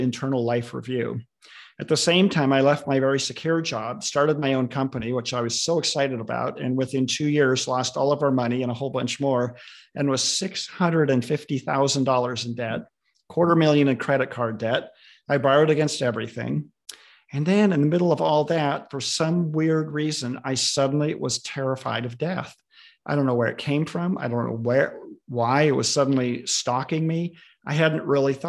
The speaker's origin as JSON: {"language": "English", "region": "Southern California", "country": "United States", "tie": "born or raised there", "moved": "as an adult", "lives_now": "Redmond, United States", "said": "Lived here for most of my adult life, although I grew up in Southern California"}